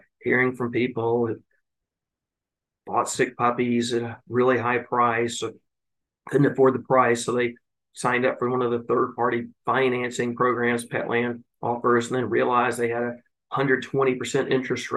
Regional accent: Tennessee, United States; I grew up in Tennessee in the 80s

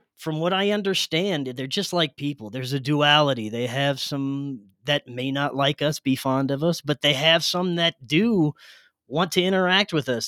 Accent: South Louisiana, United States; moved away; I grew up in South Louisiana

